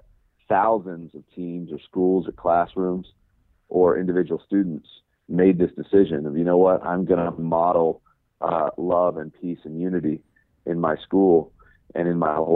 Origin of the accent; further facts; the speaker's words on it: Birmingham, Alabama, United States; Woodlawn High School in Birmingham, Alabama. My hometown